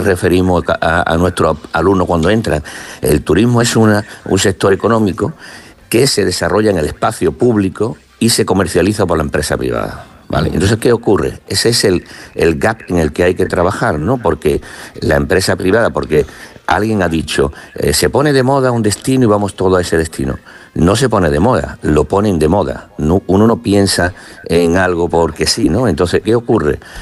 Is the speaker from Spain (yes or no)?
yes; Málaga, Andalusia, Spain; soy de Málaga